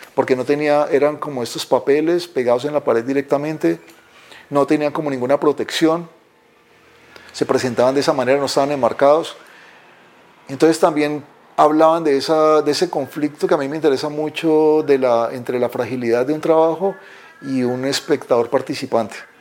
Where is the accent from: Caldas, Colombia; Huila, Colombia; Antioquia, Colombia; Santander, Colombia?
Huila, Colombia; Pitalito; moved away as an adult; also born or lived in Bogotá, Colombia; now in Cali, Colombia; Nací en Pitalito, Huila, un pueblo al sur de Colombia